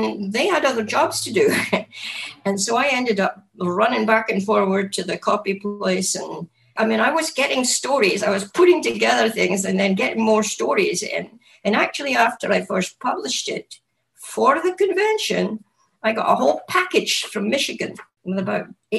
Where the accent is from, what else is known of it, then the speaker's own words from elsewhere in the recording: Scotland, United Kingdom; moved away as an adult; now in United States; I was born in Scotland and grew up there